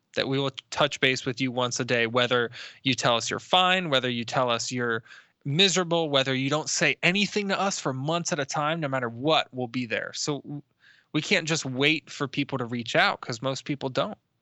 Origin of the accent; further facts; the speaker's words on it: Tampa, Florida, United States; I'm from Tampa